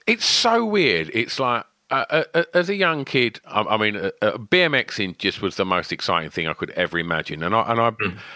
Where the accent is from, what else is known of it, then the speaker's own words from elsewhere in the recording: Essex, East of England, United Kingdom; my hometown in Essex